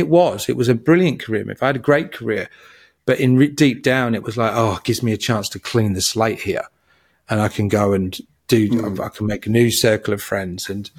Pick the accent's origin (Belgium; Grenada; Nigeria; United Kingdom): United Kingdom; England; But, you know, growing up in England in the 70s, I had this masking to be around people